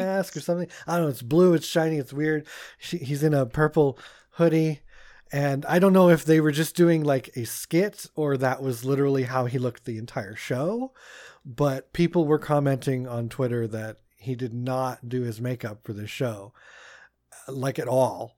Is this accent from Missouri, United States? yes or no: no; Pennsylvania, United States; growing up in Pennsylvania